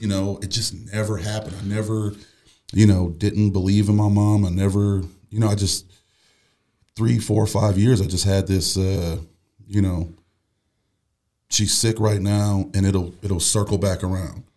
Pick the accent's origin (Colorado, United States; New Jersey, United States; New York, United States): New York, United States; Buffalo; moved away as an adult; I'm from Buffalo, New York.